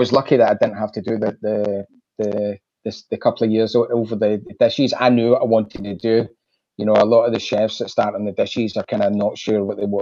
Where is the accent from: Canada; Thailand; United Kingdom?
United Kingdom; Glasgow, Scotland; I grew up in Glasgow